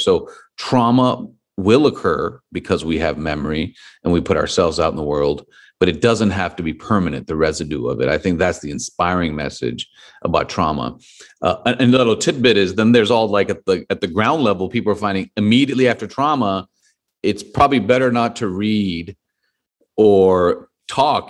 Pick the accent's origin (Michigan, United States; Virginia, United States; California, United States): California, United States; Los Angeles; my hometown in Los Angeles